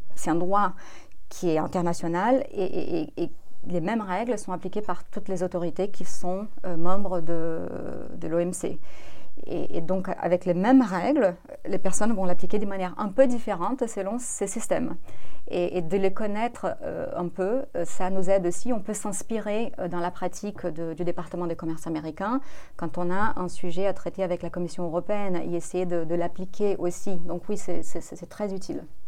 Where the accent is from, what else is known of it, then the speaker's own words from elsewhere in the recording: Brazil; French is a second language; moved away as an adult; also born or lived in New York / Paris / Brussels; Je suis brésilienne, j'ai fait mes études au Brésil mes études de droit.